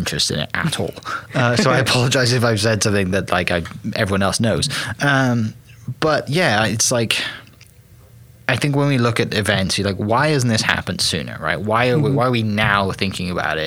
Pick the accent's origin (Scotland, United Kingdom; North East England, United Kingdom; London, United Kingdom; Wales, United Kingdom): Wales, United Kingdom; Welsh, I'm from Wales